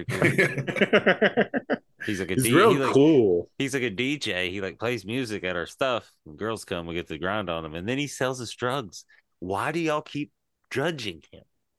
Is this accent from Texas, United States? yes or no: no; East Tennessee, United States; moved away; I'm from East Tennessee, and I was taught